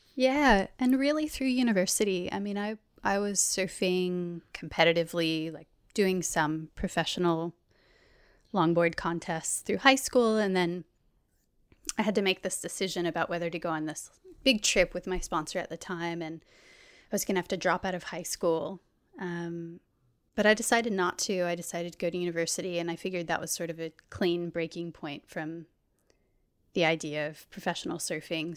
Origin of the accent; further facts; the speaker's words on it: Anastasia Island, Florida, United States; moved away as an adult; now in Australia; I'm from a little barrier island off the coast of Florida called Anastasia. Um, so I grew up surrounded by water